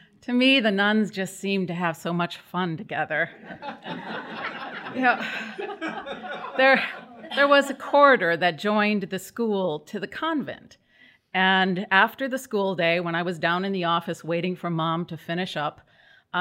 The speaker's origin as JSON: {"language": "English", "region": "Midwest", "country": "United States", "tie": "born or raised there", "moved": "yes", "lives_now": "New England, United States", "said": "I was born in the Midwest and raised to be a good Catholic girl"}